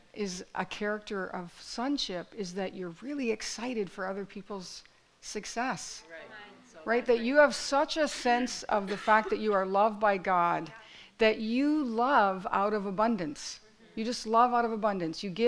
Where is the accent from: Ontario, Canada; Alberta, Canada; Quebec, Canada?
Ontario, Canada; Fort Erie; my story is that I grew up in Fort Erie, right? I grew up in this little town